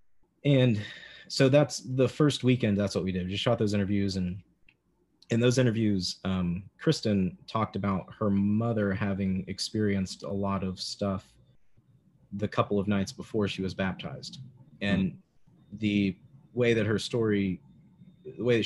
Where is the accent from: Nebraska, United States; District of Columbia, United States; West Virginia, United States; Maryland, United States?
West Virginia, United States; Lincoln County; I grew up in Lincoln County